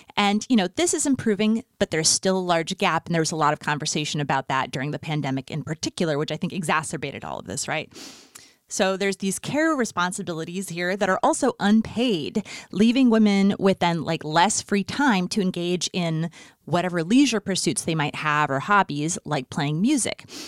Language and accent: English; Fargo, North Dakota, United States; moved away; also born or lived in Los Angeles; growing up in Fargo, North Dakota in the nineties